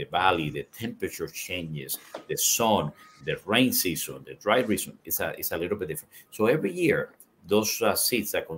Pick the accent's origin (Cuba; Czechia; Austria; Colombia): Cuba; now in United States; I'm Cuban seed. I was born in Cuba